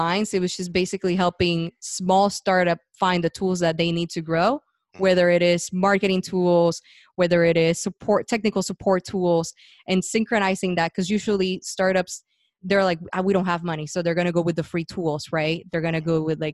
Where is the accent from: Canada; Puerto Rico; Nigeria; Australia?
Puerto Rico; moved away as an adult; So I was born and raised in Puerto Rico, and was going to school